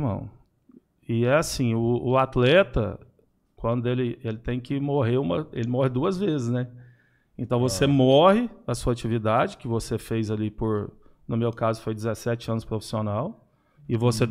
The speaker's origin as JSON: {"language": "Portuguese", "town": "Araguari", "region": "Minas Gerais", "country": "Brazil", "tie": "born or raised there", "said": "Eu sou natural de Araguari."}